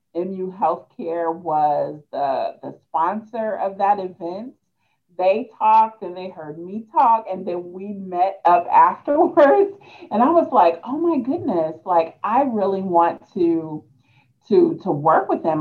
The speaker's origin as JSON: {"language": "English", "town": "Hannibal", "region": "Missouri", "country": "United States", "tie": "born or raised there", "also_born_or_lived": "Peoria, Illinois", "lives_now": "Columbia, United States", "said": "I am from Peoria, Illinois, um, but the bulk of my childhood, I grew up in Hannibal, Missouri"}